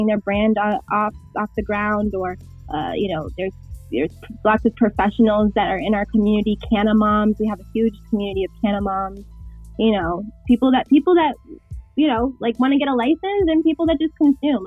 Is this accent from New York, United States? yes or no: yes; Westchester, New York, United States; also born or lived in Bronx, New York; I'm actually from Westchester, but I live in the Bronx